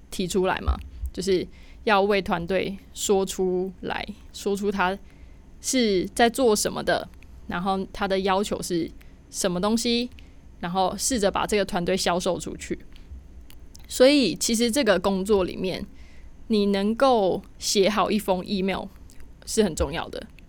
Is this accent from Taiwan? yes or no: yes; Taiwan; 像我一样的那个土包子， 台台包不见，台湾人